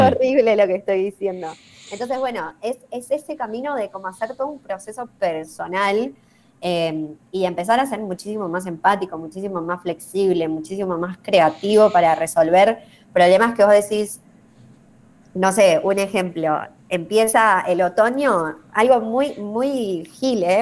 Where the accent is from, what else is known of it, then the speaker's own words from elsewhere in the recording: Argentina; yo como argentina latinoamericana eh, tengo una visión, ¿sí? tengo mis sesgos culturales y mis sesgos de crianza, mis sesgos de Argentina